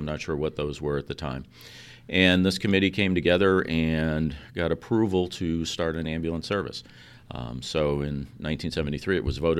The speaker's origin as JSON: {"language": "English", "region": "New York", "country": "United States", "lives_now": "Milford, United States", "said": "Originally, no. I'm from New York, and I'm a transplant from Chelmsford, New Hampshire, back in 1973."}